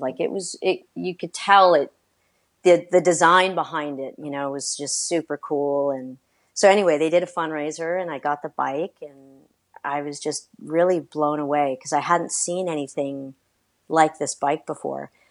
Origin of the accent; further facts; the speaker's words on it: California, United States; I'm originally from California